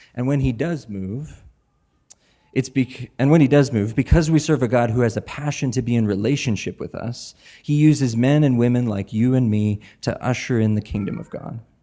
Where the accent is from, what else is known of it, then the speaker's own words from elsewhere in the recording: Spokane, Washington, United States; now in Portland, Maine, United States; I grew up in Spokane. I lived here for about fifteen years.